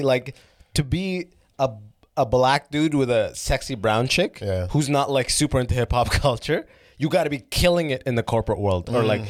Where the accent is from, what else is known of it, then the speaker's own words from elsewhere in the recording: London, Ontario, Canada; I grew up in London, Ontario.